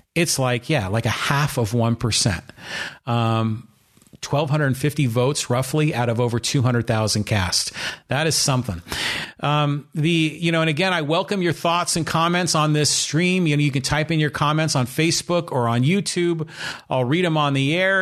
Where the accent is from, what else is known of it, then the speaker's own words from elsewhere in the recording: Poway, California, United States; my hometown in the city of Poway